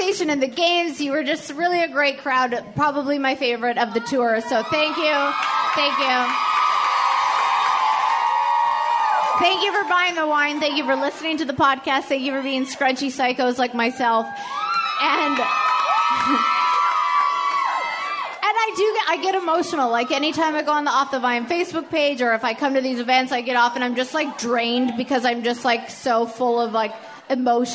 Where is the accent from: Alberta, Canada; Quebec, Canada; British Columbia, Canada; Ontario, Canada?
Alberta, Canada; Edmonton; I'm from Edmonton. It's cold. All we have is hockey